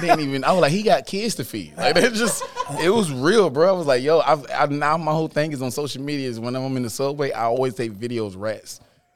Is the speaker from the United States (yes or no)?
yes; Dublin, Georgia, United States; moved away; I didn't realize how small my hometown was